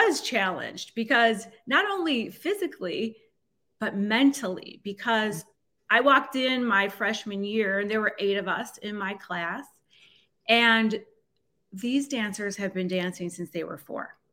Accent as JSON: {"language": "English", "area": "North Shore of Chicago", "region": "Illinois", "country": "United States", "tie": "born or raised there", "said": "I grew up on the North Shore of Chicago"}